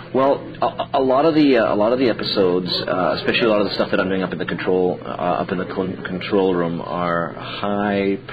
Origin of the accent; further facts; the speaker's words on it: Vancouver, British Columbia, Canada; also born or lived in Prague, Czech Republic; I was born in Prague, and I was all of 2 years old when I came here to Vancouver, and I grew up here on the West Coast, so I'm Czech Canadian.